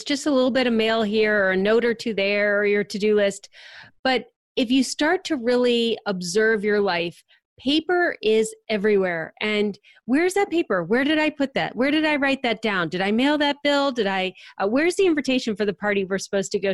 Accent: Akron-Cleveland area, Ohio, United States; moved away as an adult; now in Cincinnati, United States; I grew up in the Akron-Cleveland area

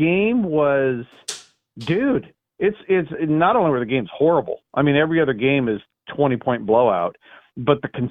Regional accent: Southern California, United States; I grew up in Southern California, so I'm a Dodger fan

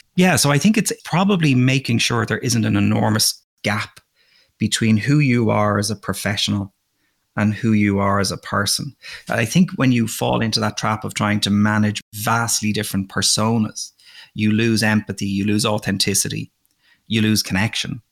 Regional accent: Dublin, Leinster, Ireland; moved away as an adult; also born or lived in Russia; now in United States; I grew up in Dublin, Ireland.

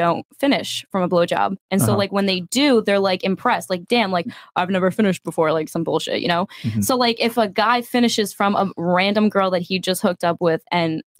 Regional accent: New Jersey, United States; I'm from Jersey.

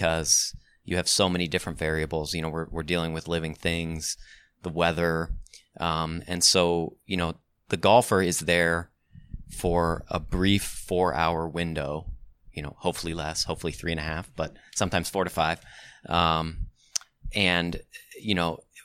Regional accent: Ohio, United States; moved away; I was born and raised in Ohio.

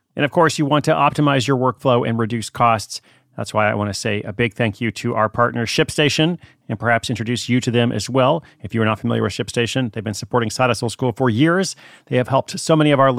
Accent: Portland, United States; my hometown of Portland

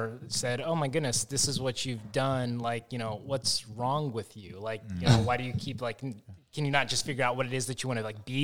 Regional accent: Arlington, Texas, United States; also born or lived in Los Angeles, California; I grew up in Arlington, so right around here

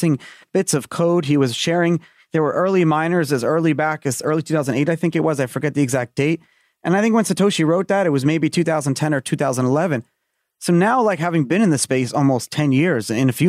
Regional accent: New York City, New York, United States; I grew up in Brooklyn.

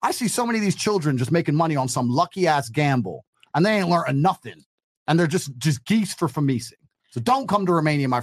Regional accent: England, United Kingdom; I'm from England

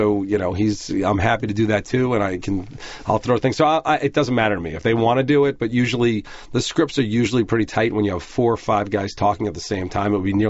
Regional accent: Merrick, New York, United States; moved away; I grew up in Merrick.

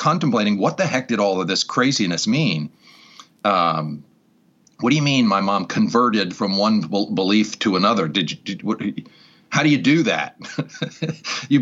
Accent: Newport, Rhode Island, United States; Born and raised in that town

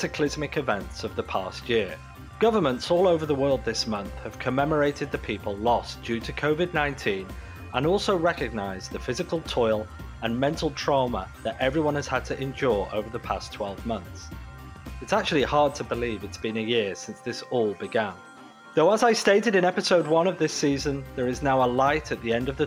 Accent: United Kingdom; now in Toronto, Canada; I'm British

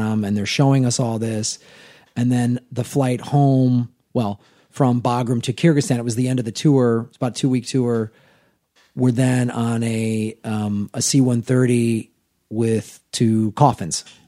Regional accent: Chicago, Illinois, United States; moved away as an adult; also born or lived in Tucson, Arizona; now in Los Angeles, United States; I moved back to Chicago, where I'm from

